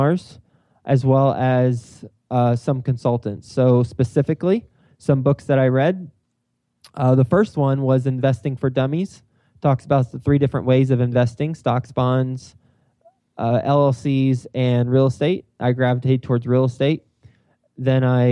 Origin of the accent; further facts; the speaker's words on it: Texas, United States; moved away as an adult; also born or lived in New York City; I am from Texas